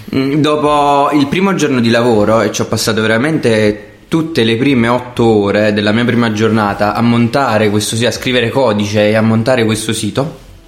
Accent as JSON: {"language": "Italian", "town": "Salerno", "region": "Campania", "country": "Italy", "also_born_or_lived": "Milan / Naples", "said": "io sono salernitano"}